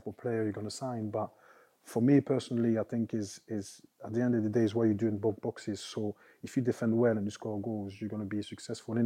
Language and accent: English; France; moved away; also born or lived in Italy; growing up in France and the academy